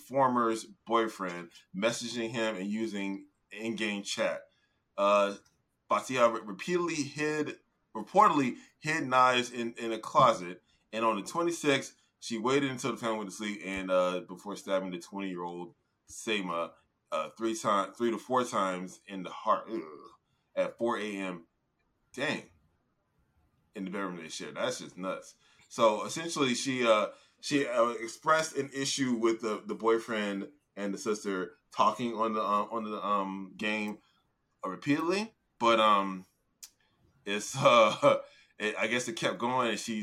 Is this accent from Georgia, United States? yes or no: no; Florida, United States; I was born and raised here